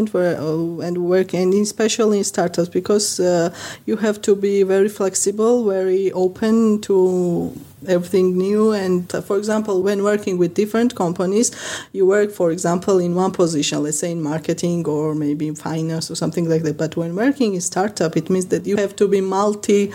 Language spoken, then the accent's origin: English; Tbilisi, Georgia; I come from Tbilisi, Georgia